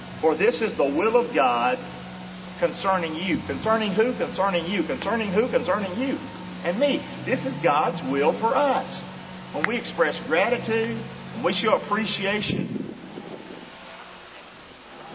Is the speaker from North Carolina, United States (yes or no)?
yes; Rockingham, North Carolina, United States; moved away as an adult; also born or lived in Lemon Bay area, Florida; now in Englewood, United States; I'm from Rockingham, of course, and all that stuff, North Carolina. But I came here as a young man